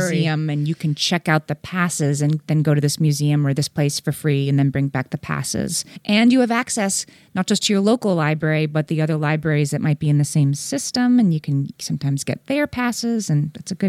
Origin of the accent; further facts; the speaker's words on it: Scranton, Pennsylvania, United States; There's a water park near where I grew up in Scranton, Pennsylvania, that has a very reasonable season pass for people who live there.